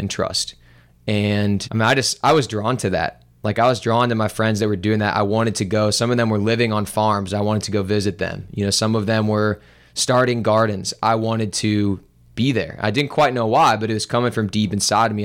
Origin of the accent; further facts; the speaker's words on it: Olivette, Missouri, United States; I grew up in Olivet and went to Ladue High School